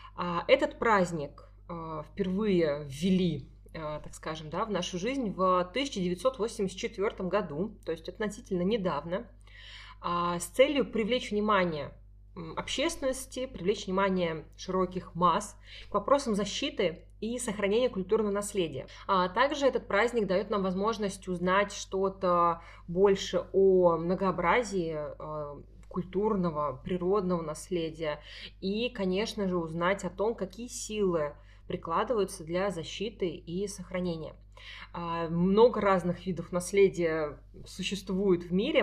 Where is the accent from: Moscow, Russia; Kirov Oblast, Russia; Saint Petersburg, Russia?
Saint Petersburg, Russia; мы с Дашей из Петербурга